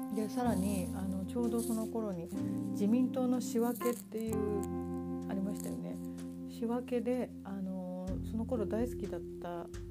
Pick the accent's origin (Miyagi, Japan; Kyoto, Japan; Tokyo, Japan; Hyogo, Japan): Tokyo, Japan; moved away as an adult; also born or lived in Ashina, Yokosuka, Kanagawa; now in Yokosuka, Japan; 東京育ちだった私がですね、え今の葉山の先の芦名というところになぜ移住したか